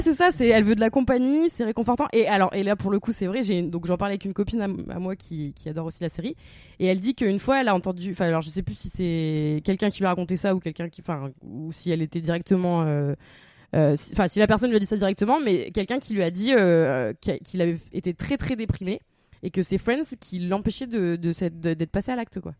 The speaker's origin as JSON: {"language": "French", "area": "the Nord", "region": "Hauts-de-France", "country": "France", "also_born_or_lived": "Cambodia", "moved": "as an adult", "said": "on vient du Nord"}